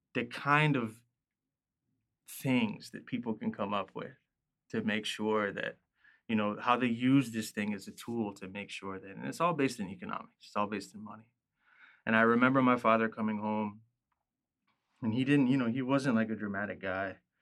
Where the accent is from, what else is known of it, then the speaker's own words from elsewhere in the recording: U.S. Virgin Islands; growing up in Saint Croix